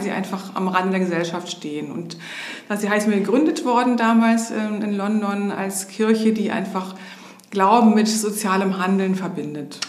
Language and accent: German; Hamburg, Germany; also born or lived in Berlin / Schenefeld; bin in Hamburg groß geworden, habe dann in Berlin studiert